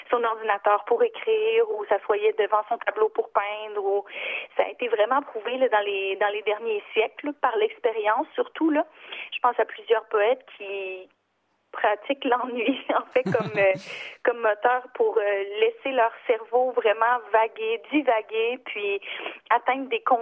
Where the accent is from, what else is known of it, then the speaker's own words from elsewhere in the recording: Gaspésie, Quebec, Canada; moved away; Moi, je viens de la Gaspésie